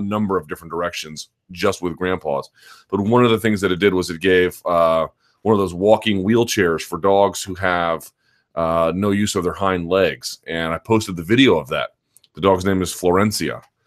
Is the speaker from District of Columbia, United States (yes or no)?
yes; Washington, District of Columbia, United States; here in my hometown of Washington, D C